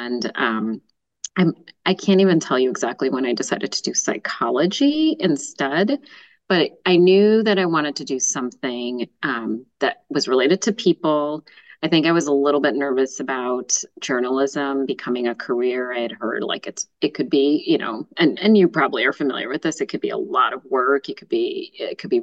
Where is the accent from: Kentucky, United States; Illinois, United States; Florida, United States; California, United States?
Illinois, United States; suburbs of Chicago; I've lived here my whole life in the suburbs of Chicago